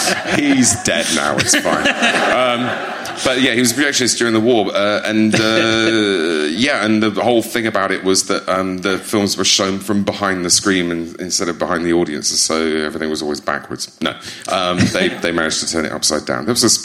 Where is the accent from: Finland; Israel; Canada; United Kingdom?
United Kingdom; East Midlands; and you say to people, I'm from Lincolnshire, and they sort of blink politely